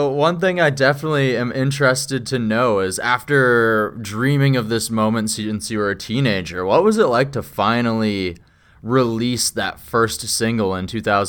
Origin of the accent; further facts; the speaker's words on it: Saskatchewan, Canada; moved away as an adult; now in British Columbia, Canada; Oh, so I'm originally from Saskatchewan, so I've only been in BC for the last 3 years